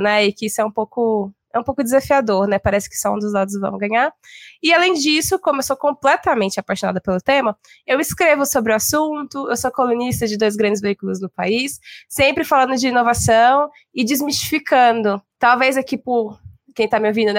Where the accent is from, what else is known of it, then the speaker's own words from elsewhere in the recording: Belo Horizonte, Minas Gerais, Brazil; now in São Paulo, Brazil; sou mineira de Belo Horizonte, moro em São Paulo há algum tempo